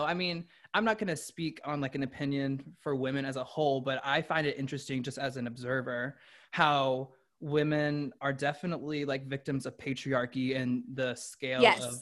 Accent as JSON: {"language": "English", "region": "the South", "country": "United States", "tie": "born or raised there", "said": "I grew up in the South"}